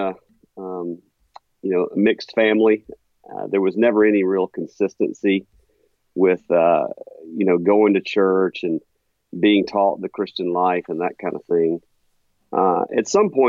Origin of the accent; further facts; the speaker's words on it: Meridian, Mississippi, United States; moved away as an adult; also born or lived in Jackson, Mississippi / Ridgeland, Mississippi; now in Huntsville, United States; I was born and raised in Meridian, Mississippi